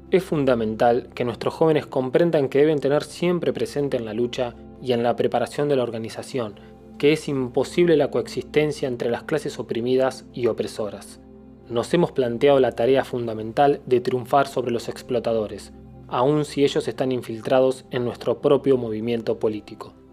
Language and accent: Spanish; Berisso, Buenos Aires Province, Argentina; de Berizo, me crié en la cuna del peronismo.